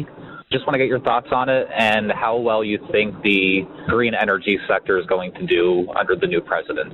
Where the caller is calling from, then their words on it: Pennsylvania, United States; I'm calling from Pennsylvania.